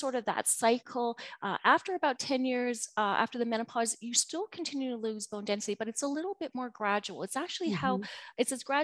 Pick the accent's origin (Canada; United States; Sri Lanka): Canada; I am from Canada